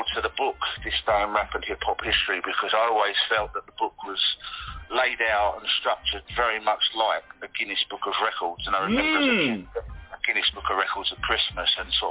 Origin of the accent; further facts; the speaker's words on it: London, United Kingdom; I'm from London and I currently live in London